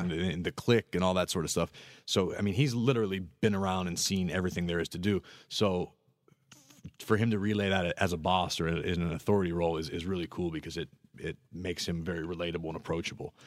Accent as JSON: {"language": "English", "town": "Pittsburgh", "region": "Pennsylvania", "country": "United States", "tie": "born or raised there", "moved": "as an adult", "lives_now": "Florida, United States", "said": "I'm from Pittsburgh. I grew up in the cold"}